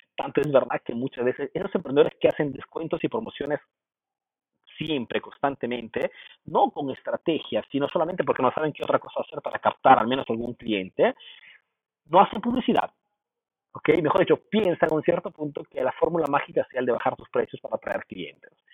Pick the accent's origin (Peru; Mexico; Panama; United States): Peru; yo soy peruano